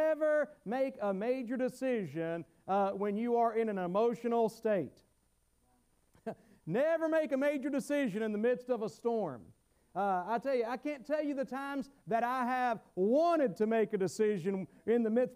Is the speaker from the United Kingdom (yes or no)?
no; the South, United States; accent: southern; my southern accent